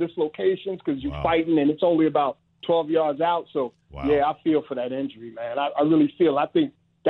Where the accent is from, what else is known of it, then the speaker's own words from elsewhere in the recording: New York City, New York, United States; now in Miami, United States; I grew up at Shea Stadium, man. I grew up in Flushing. And I'm in Miami now